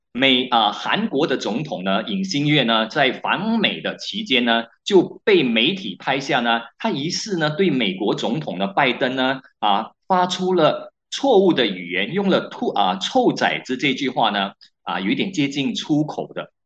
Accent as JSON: {"language": "Chinese", "country": "Malaysia", "said": "我们马来西亚人"}